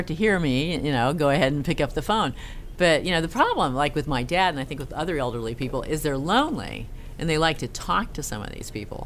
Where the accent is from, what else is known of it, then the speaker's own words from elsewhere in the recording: Castro Valley, California, United States; moved away; also born or lived in Norway; I was born in the San Francisco Bay Area in a town called Castro Valley